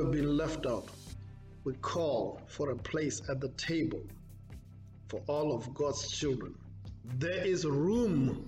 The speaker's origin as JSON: {"language": "English", "town": "Pretoria", "region": "Gauteng", "country": "South Africa", "tie": "born or raised there", "also_born_or_lived": "Richmond, Virginia / Wisconsin", "moved": "as an adult", "lives_now": "St. Petersburg, United States", "said": "I was born and raised in Pretoria, South Africa, and went to school there"}